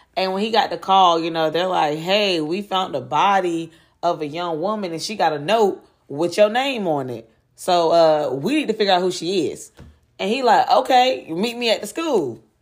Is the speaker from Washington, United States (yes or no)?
no; Durham, North Carolina, United States; my hometown of Durham, North Carolina